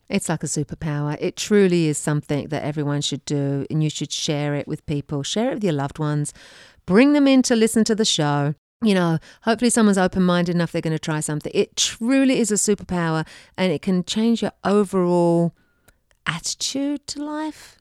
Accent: England, United Kingdom; moved away; I came from England. I did not have a dishwasher growing up

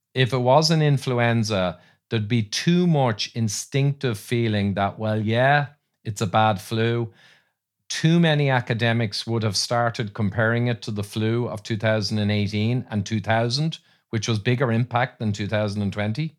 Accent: Ireland; I'm fighting Irish

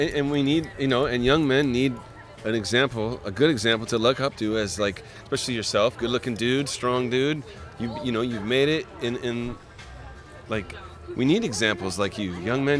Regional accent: Sacramento, California, United States; I have a Sacramento hat because I also grew up in Sacramento.

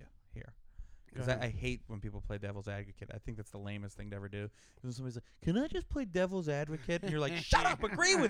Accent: United States; I'm an American.

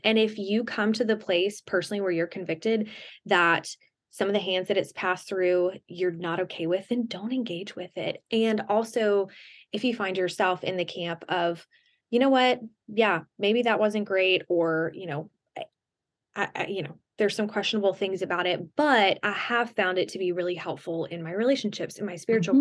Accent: the South, United States; I grew up in the South

